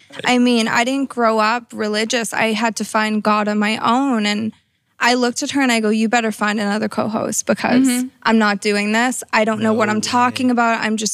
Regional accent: Massachusetts, United States; moved away; I'm originally from a small town in Massachusetts. You could probably hear my accent, right

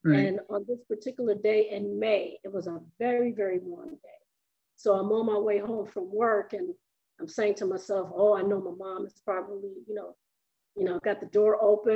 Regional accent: New York, United States; also born or lived in South Carolina; I was born in August of the year that they were married, and as soon as I was strong enough and healthy, they moved to New York

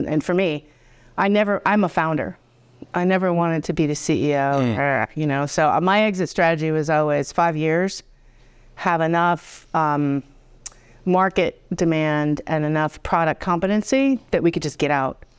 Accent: Boston, Massachusetts, United States; accent: Boston; now in Potsdam, United States; I am a Boston girl. So I put on my accent for you.

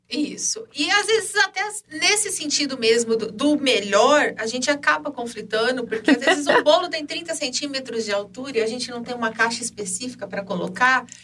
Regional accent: Ribeirão Preto, São Paulo, Brazil; also born or lived in Jardinópolis; Nasci aqui em Ribeirão Preto, por um tempo fui morar em Jurucê

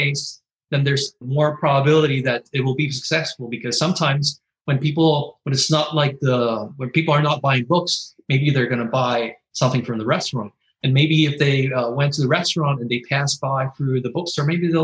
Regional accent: Carolina, Puerto Rico; also born or lived in Santurce, San Juan, Puerto Rico; now in San Juan, Puerto Rico; originally I'm from Carolina, 15 minutes away from Santurce

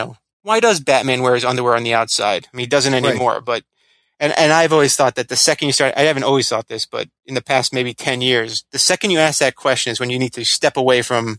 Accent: Florida, United States; I grew up in Florida

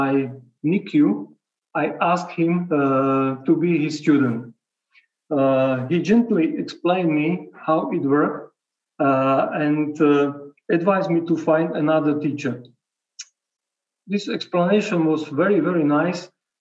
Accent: Košice, Košice Region, Slovakia; also born or lived in Bratislava; came back to my hometown

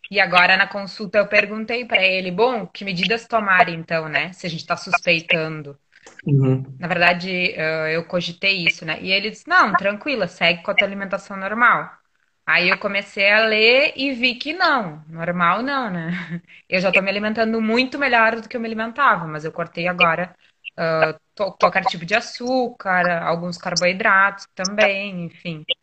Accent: Jaguarão, Rio Grande do Sul, Brazil; eu sou de Jaguarão, Rio Grande do Sul. Bem lá, com a fronteira com o Uruguai.

